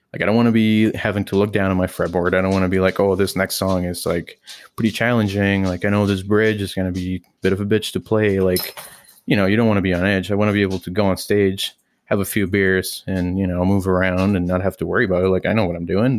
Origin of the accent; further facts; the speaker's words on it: Mexico; now in Canada; me growing up in Mexico